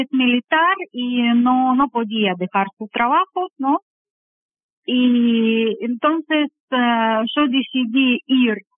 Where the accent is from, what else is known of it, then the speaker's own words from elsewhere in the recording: Volgograd, Volgograd Oblast, Russia; Spanish is a second language; moved away as an adult; now in Uruguay; De sur de Rusia, soy de Volgogrado. Es una ciudad bastante famosa, es pasado Stalingrado, que es muy conocida por la batalla.